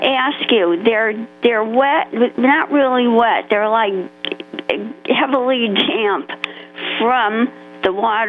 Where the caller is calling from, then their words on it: North Stonington, Connecticut, United States; I'm calling from North Stonington, Connecticut.